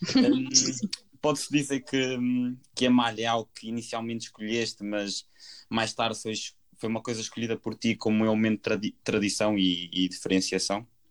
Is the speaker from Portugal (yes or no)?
yes; Portugal; nós, portugueses